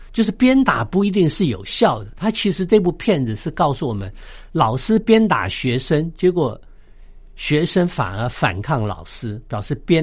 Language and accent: Chinese; China; 从我们中国人的角度来讲，中国人以前常常讲说“棒下出孝子”